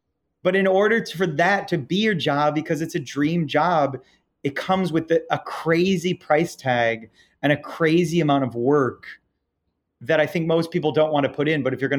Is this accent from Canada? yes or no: no; Ireland; I'm Irish, so I'm an eternal optimist